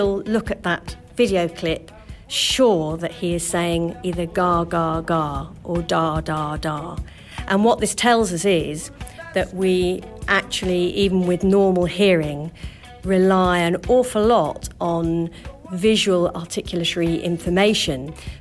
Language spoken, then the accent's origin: English; United Kingdom; the British, we tend to move our mouths not quite so much because we're a little bit embarrassed